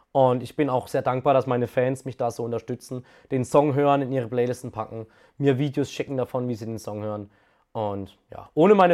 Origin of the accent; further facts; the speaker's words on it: Karlsruhe, Baden-Württemberg, Germany; Baden ist meine Heimat, Karlsruhe ist meine Heimat. Und ich kann mir auch nicht vorstellen, dass ich hier wegziehe.